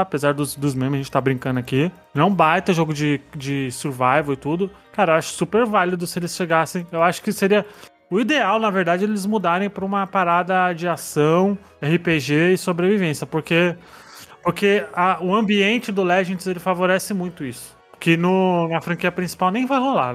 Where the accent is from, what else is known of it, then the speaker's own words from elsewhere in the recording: Brazil; a gente é brasileiro, a gente não é gringo